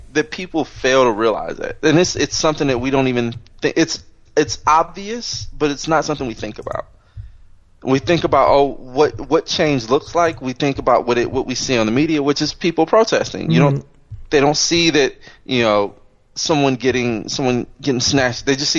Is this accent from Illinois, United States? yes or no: yes; Chicago, Illinois, United States; now in Los Angeles, United States; Motherfucker, I'm from Chicago. They're corrupt as it comes.